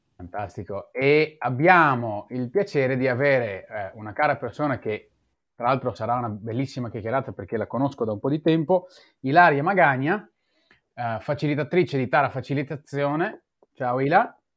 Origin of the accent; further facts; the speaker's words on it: Israel; moved away; io sono nato e cresciuto in Israele